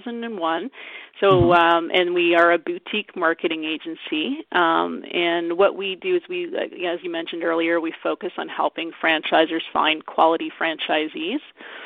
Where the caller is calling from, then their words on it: Vancouver, British Columbia, Canada; I'm actually calling from Vancouver, Canada.